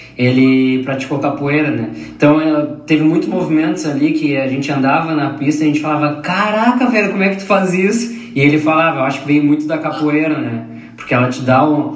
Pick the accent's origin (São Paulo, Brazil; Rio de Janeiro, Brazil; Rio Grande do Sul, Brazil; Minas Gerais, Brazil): Rio Grande do Sul, Brazil; Pelotas; eu sou de Pelotas